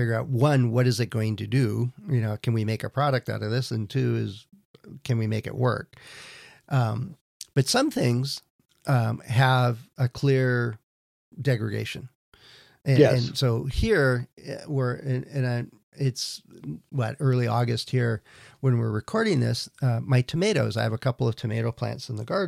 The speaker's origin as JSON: {"language": "English", "region": "California", "country": "United States", "said": "I'm from California"}